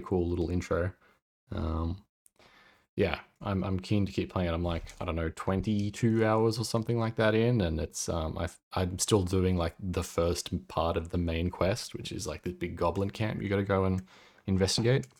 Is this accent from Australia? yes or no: yes; Australia; accent: Australian; my Australian accent